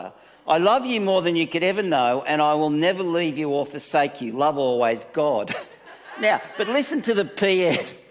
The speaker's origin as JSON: {"language": "English", "town": "Manly", "region": "New South Wales", "country": "Australia", "said": "I came from Manly"}